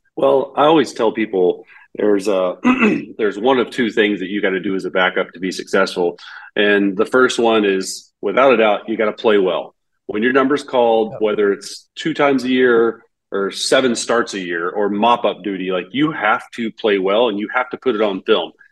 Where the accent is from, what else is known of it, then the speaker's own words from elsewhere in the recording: Texas, United States; I grew up in Texas, um, grew up in Big Twelve country